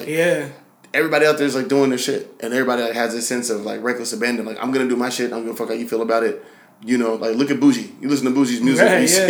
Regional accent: Seattle, Washington, United States; because I'm from Seattle.

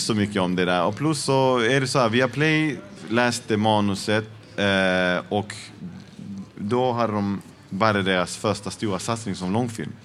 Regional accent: Malmö, Skåne, Sweden; Jag är född och uppvuxen i Malmö. Mina föräldrar kom från Chile.

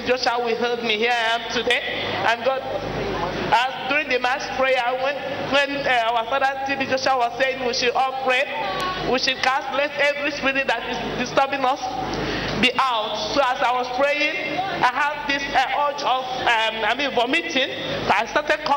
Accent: Nigeria; now in South Africa; I hail from South Africa, but I'm originally from Nigeria

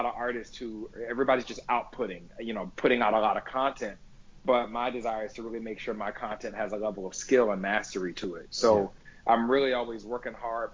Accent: Jacksonville, Florida, United States; moved away as an adult; also born or lived in New York; I'm from Jacksonville, Florida, but I've lived in New York for over 20 years

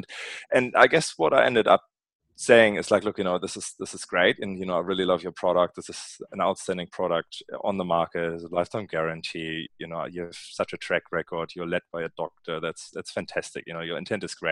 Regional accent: Northern Germany, Germany; accent: German; English is a second language; moved away; you might have spotted an accent, and my accent comes from Germany, Northern Germany to be precise

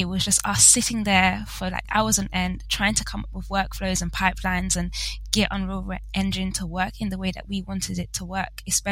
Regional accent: London, United Kingdom; I am in London, and I unfortunately grew up in London. I haven't moved. I've stayed right here.

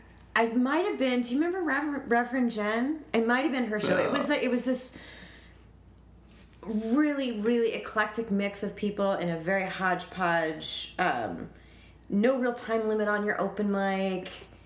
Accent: Denver, Colorado, United States; moved away; I'm from Denver

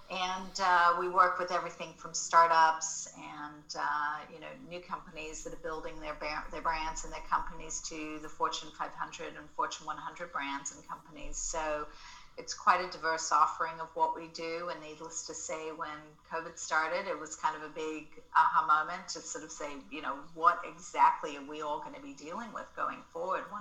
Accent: Australia; accent: Australian; now in Los Angeles, United States; So people have been telling me lately that my Australian accent has been coming back a bit. So that's fun. But I um, have been living here in LA for most of my life at this point

